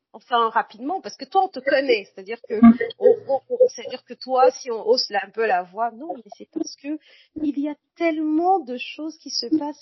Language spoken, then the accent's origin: French; Bafoussam, West, Cameroon; moved away; also born or lived in Cotonou, Benin; je suis née à Bafoussam, au Cameroun